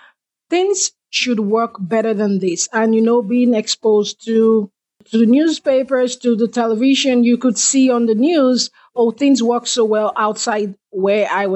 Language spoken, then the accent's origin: English; Nigeria; moved away as an adult; I am from Nigeria. And back in Nigeria, the experiences that I had growing up